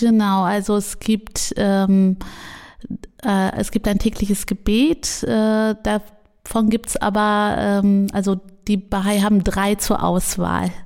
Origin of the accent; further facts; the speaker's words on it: Jülich, North Rhine-Westphalia, Germany; Und jetzt bin ich in Jülich aufgewachsen